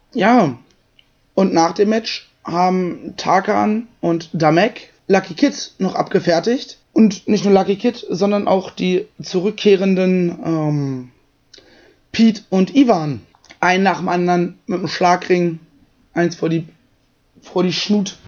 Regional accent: Germany; Ich bin froh, in Deutschland geboren und zu sein und hier zu leben

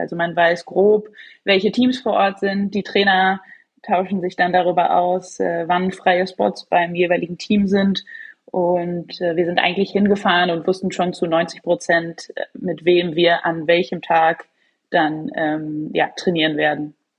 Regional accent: Leverkusen, North Rhine-Westphalia, Germany; now in Hamburg, Germany; ich bin gerade tatsächlich in Nordrhein-Westfalen, in Leverkusen

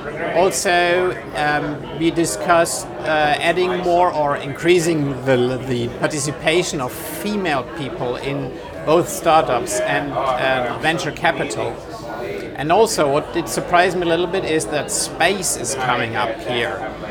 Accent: Hesse, Germany; from the Rhine-Main area in Germany

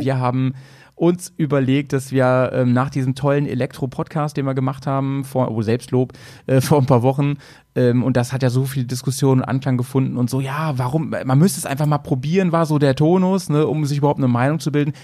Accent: Germany; bei uns in Deutschland

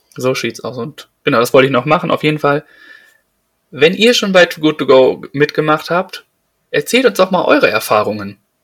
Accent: Detmold, North Rhine-Westphalia, Germany; bei uns in Detmold

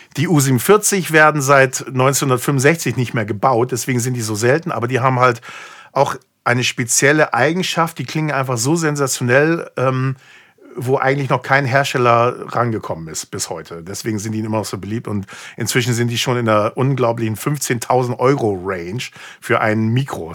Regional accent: United States; moved away; ich bin halt gebürtiger Amerikaner

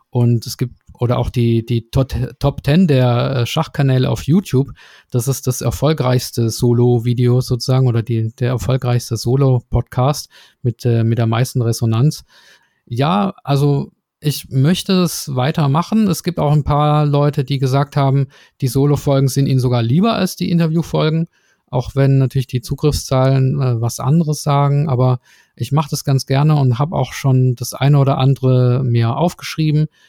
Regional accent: Swabia, Germany; ich komme ja aus dem Schwäbischen

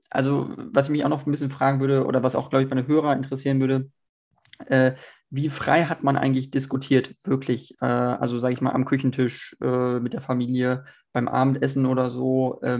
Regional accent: West Germany, Germany; also ich bin in Westdeutschland aufgewachsen, aber auch nach der Wende geboren, sage ich mal.

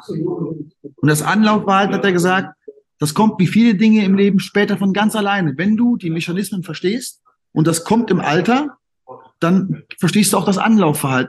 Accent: Siegen, North Rhine-Westphalia, Germany; also born or lived in Cologne; Und ich bin ja, ich bin ja eigentlich gebürtiger Kölner. Äh, meine Eltern kommen ja beide aus dem Siegerland. Ja. Und dann bin ich mit viereinhalb, also ich weiß es nicht mehr, aber bin ich anscheinend zurück ins Siegerland gezogen. Und von daher habe ich ja dort meine ganze Jugend und meine ganze Kindheit verbracht

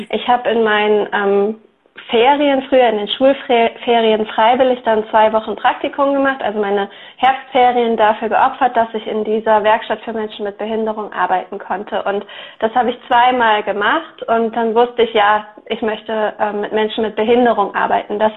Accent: Eifel, Germany; now in Rottweil, Germany; ähm, und ich komme aus der Nähe von Rottweil. Das liegt zwischen Stuttgart und dem Bodensee. Mhm. Und ursprünglich komme ich aber aus der Eifel. Also ich bin in der Eifel aufgewachsen, in einem ganz kleinen Dorf

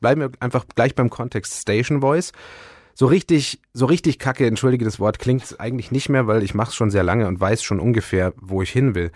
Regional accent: Bayerisch Gmain, Bavaria, Germany; also born or lived in Ulm; als ich ein Jahr alt war, waren wir schon hier, weil mhm. das Haus schon mein Urgroßvater 1934 gebaut hat

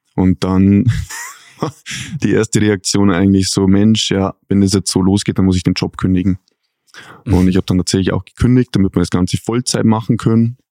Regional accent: Pfaffenhofen an der Ilm, Bavaria, Germany; Ich bin in Bayern geboren

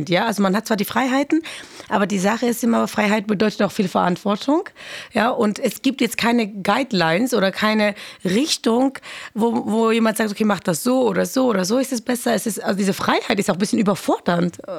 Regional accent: Georgia; ich komme ja auch aus Georgien, das ist ja auch natürlich sehr kommunistisch beeinflusst worden.

